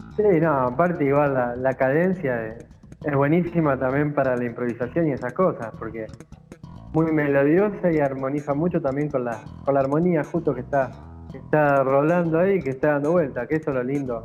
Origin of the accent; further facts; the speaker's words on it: interior of Santa Fe, Argentina; yo soy del interior de Santa Fe